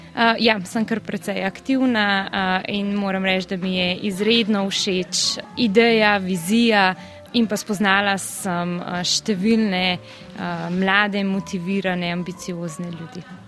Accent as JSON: {"language": "Slovenian", "region": "Upper Carniola", "country": "Slovenia", "moved": "as an adult", "lives_now": "Bern, Switzerland", "said": "prihajam iz Gorenske"}